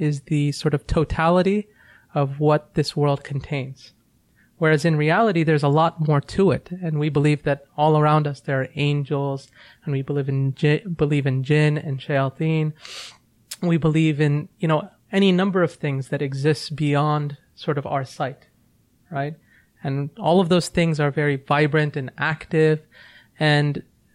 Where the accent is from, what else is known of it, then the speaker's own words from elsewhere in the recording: Virginia, United States; I grew up in Virginia